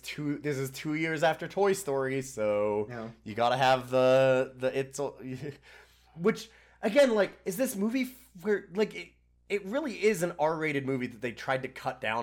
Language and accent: English; Canada; I'm Canadian